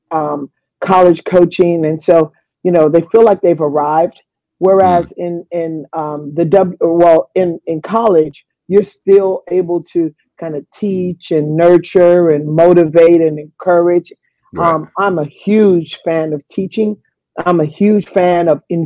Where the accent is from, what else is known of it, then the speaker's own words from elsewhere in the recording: Los Angeles, California, United States; moved away as an adult; also born or lived in Italy / Sugar Land, Texas; I grew up in the inner city of Watts in Los Angeles